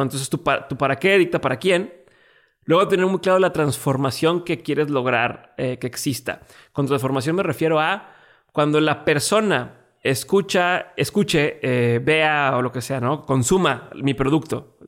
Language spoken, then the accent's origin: Spanish; Mexico; mi nacionalidad mexicana